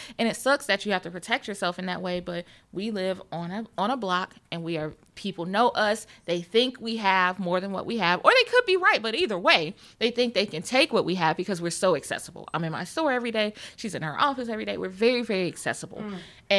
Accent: the South, United States; I'm from the South, girl.

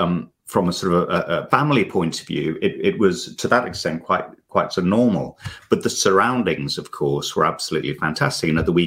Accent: Mombasa, Mombasa County, Kenya; My growing up in Mombasa, which is actually on the coast, so it's on the Indian Ocean, we were very, very close to the beach.

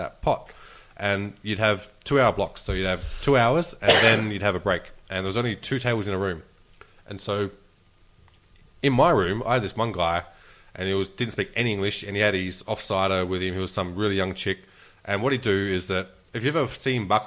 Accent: Australia; I'm Australian.

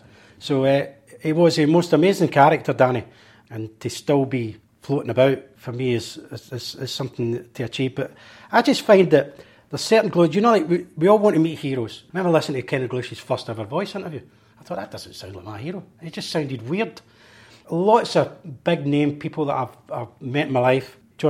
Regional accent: Glasgow, Scotland, United Kingdom; oh, Maryhill Barracks.

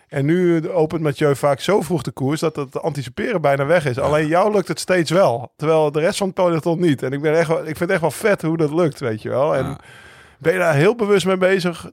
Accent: Netherlands; als Nederlander

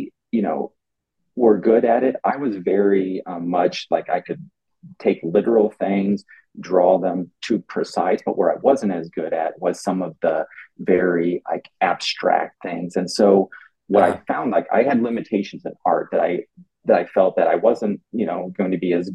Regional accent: Mexico, Missouri, United States; now in Los Angeles, United States; I'm from the Midwest in a small town in Missouri, a town called Mexico, Missouri, believe it or not, of 11,000 people.

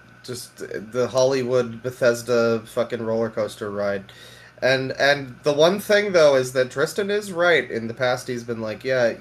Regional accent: Canada; I am the Canadian

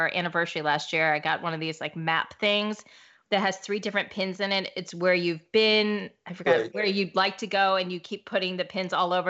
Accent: St. Louis, Missouri, United States; I'm from St. Louis.

